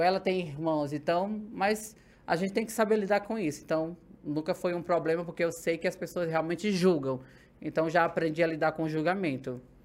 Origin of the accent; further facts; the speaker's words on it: Ceará, Brazil; now in São Paulo, Brazil; sou natural do Ceará, hum. nordestina